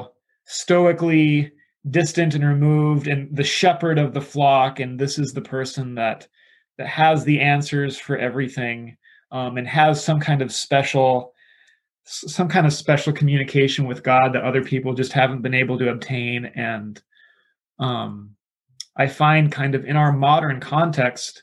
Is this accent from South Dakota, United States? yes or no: yes; South Dakota, United States; now in Reedley, United States; I am originally from the Midwest, from South Dakota, but I am pastoring in Reedley, California